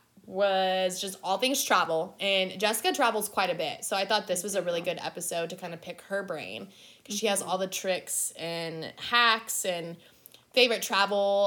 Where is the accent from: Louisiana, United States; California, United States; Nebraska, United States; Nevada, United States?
Nebraska, United States; now in Texas, United States; back home, because I'm from Nebraska